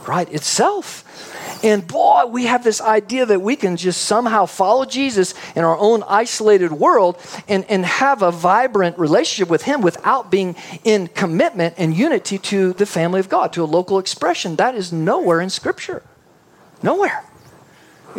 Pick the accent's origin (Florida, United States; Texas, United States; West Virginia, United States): Texas, United States; also born or lived in Canada; then brought back Texas